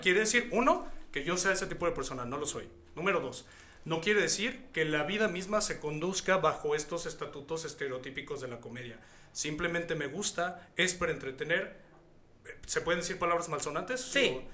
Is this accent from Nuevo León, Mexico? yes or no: no; Hidalgo, Mexico; now in Guadalajara, Mexico; yo llevo 17 años viviendo aquí en Guadalajara, yo soy hidalguense